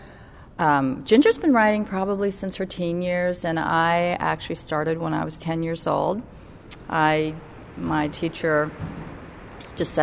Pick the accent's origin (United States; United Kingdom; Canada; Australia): United States; Northern Virginia; growing up in Northern Virginia